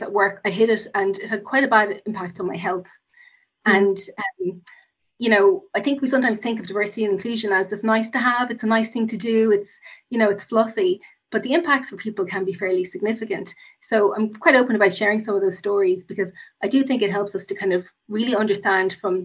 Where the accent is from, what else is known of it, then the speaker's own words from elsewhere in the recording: Cork, Munster, Ireland; also born or lived in United States; I grew up in Cork, which I have to mention as a Cork woman